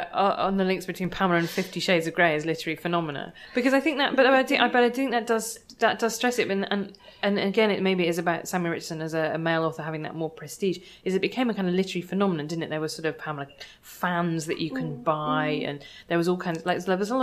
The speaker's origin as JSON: {"language": "English", "country": "Ireland", "said": "do you think that partly there's that to do with being Irish, is that that's just, we still are so locked into actually English literary culture"}